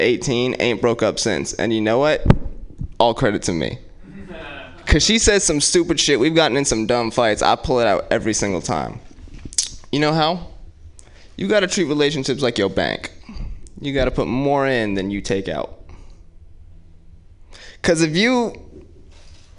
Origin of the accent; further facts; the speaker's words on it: Oakland, California, United States; my parents are from Jersey, but I grew up in West Oakland